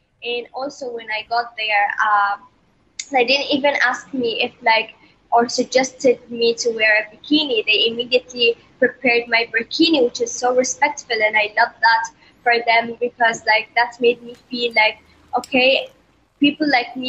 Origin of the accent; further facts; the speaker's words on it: Bahrain; For me, as you all know, I'm from Bahrain, and Bahrain is a Muslim country.